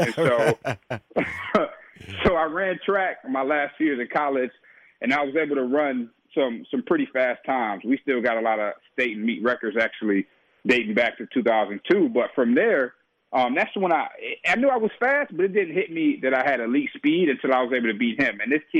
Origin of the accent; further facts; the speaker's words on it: Detroit, Michigan, United States; growing up in Detroit, a tough environment, tough community